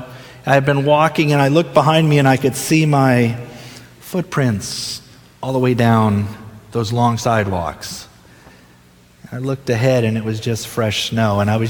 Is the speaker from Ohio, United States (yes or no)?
yes; Ohio, United States; also born or lived in Delaware; I was born and raised in Ohio, my first 6 years in Ohio. Spent 1 year in Delaware. My dad was a pastor, so we moved a lot.